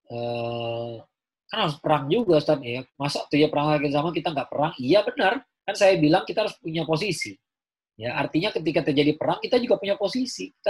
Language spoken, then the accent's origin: Indonesian; Java, Indonesia; kenapa percaya sama keraton sejagat ya kan saya orang Jawa